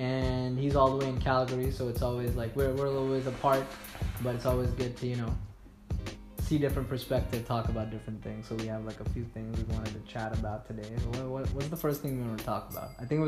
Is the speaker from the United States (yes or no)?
no; India; now in Toronto, Canada; I remember when I first came to Canada, I came from India to Toronto.